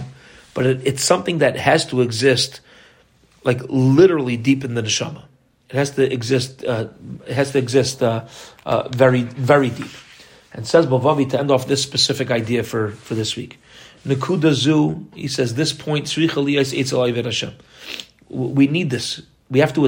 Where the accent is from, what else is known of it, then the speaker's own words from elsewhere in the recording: United States; as an American kid